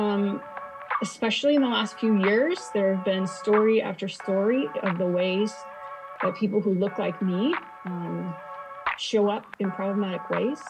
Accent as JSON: {"language": "English", "region": "Kansas", "country": "United States", "tie": "born or raised there", "said": "I grew up in Kansas, in a little town in Kansas, a little farm community"}